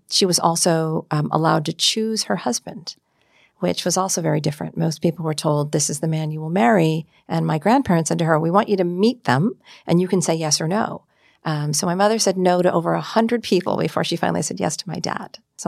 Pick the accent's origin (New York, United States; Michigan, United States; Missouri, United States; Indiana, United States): Michigan, United States; Marquette; I was born in Marquette, Michigan.